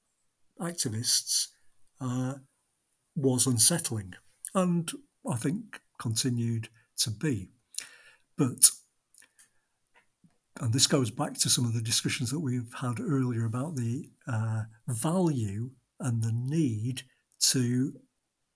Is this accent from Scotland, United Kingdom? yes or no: no; Blackburn, North West England, United Kingdom; my hometown of Blackburn